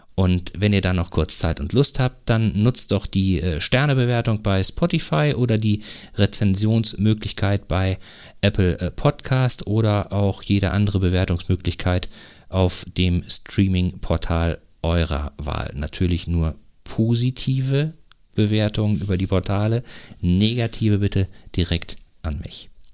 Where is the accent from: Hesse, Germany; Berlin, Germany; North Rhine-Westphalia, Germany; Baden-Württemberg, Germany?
North Rhine-Westphalia, Germany; now in Eckernförde, Germany; ich komme ja aus Nordrhein-Westfalen ursprünglich